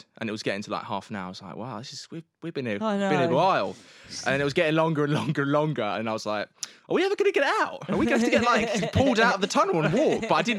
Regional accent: London, United Kingdom; I'm a Londoner

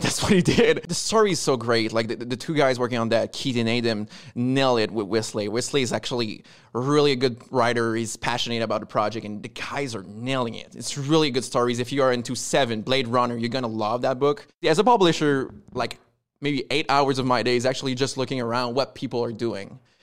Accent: Quebec, Canada; accent: French Canadian; I'm from Quebec. That, that's the accent, like French Canadian

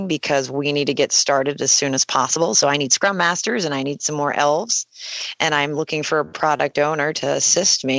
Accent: Pennsylvania, United States; I'm from Pennsylvania, and I've been a family person

